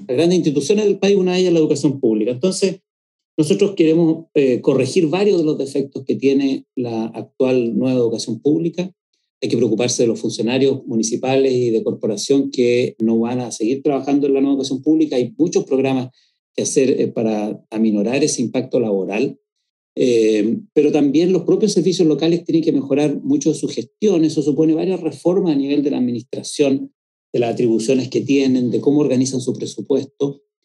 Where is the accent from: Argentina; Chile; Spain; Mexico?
Chile; San Antonio, Valparaíso; yo soy originalmente de una población de San Antonio que se llama Barrancas